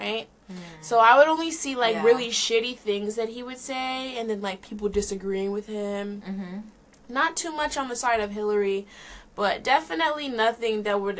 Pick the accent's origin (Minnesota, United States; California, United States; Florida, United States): Florida, United States; also born or lived in New York; I was born in New York. I grew up in Florida in a really shitty town